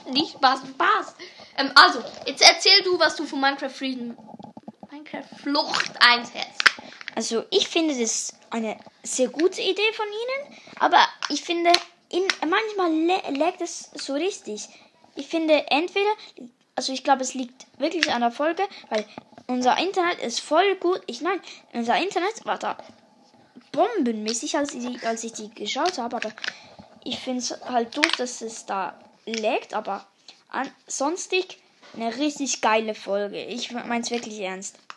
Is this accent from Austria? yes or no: no; Switzerland; Also Österreich kommen wir nicht. {S1} Deutschland nee. auch nicht. {S0} Wir kommen aus der Schweiz.